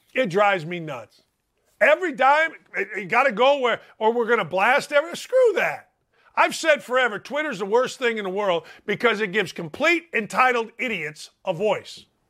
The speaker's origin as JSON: {"language": "English", "town": "Gary", "region": "Indiana", "country": "United States", "said": "I'm from a world, Gary, Indiana"}